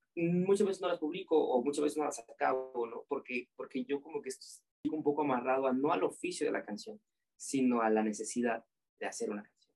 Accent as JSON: {"language": "Spanish", "region": "Oaxaca", "country": "Mexico", "said": "yo siendo oaxaqueño"}